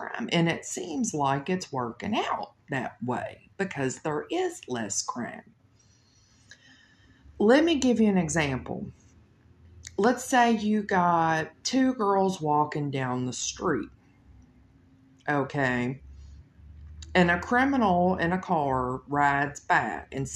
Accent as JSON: {"language": "English", "town": "Louisville", "region": "Kentucky", "country": "United States", "said": "I come from Louisville, Kentucky"}